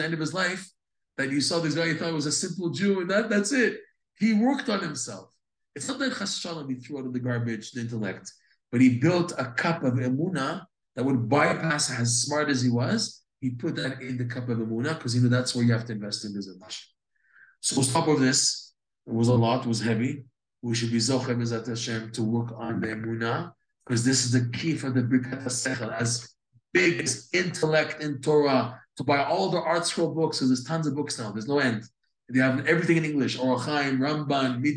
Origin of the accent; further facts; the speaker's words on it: United States; We're all American. We're North Americans.